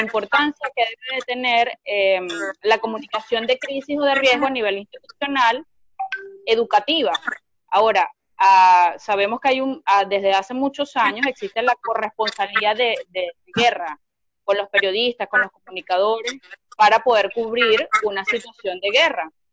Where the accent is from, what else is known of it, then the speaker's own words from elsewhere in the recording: Venezuela; now in Argentina; Yo soy venezolana